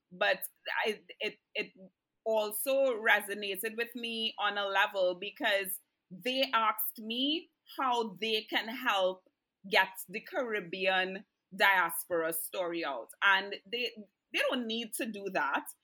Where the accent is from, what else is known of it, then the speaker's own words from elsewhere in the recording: Canada; also born or lived in Trinidad and Tobago; I'm Canadian and I'm Trini.